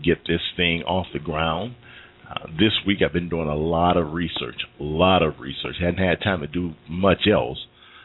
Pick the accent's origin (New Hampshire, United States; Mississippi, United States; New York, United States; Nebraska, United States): Mississippi, United States; moved away; I'm from Mississippi.